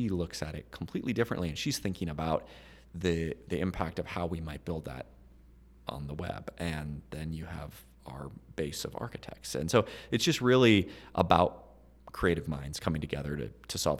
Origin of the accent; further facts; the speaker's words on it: Billings, Montana, United States; I was born and raised in Billings